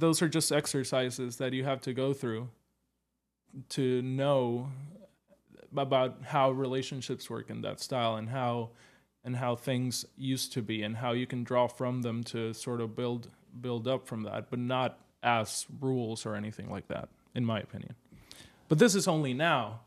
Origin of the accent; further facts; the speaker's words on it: Puerto Rico; now in New York, United States; I'm from Puerto Rico